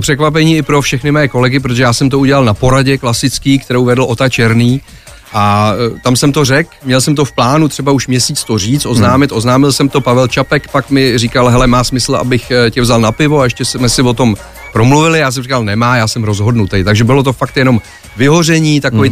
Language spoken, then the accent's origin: Czech; Prague, Czechia; Akorát jsem rodilej Žižkovák